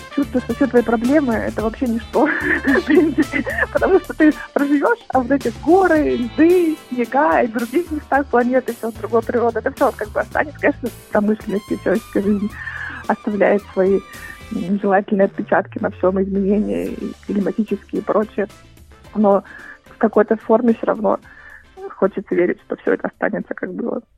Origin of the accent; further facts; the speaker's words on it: Kaliningrad, Kaliningrad Oblast, Russia; now in Australia; я из Калининграда я э, э, переехала в Австралию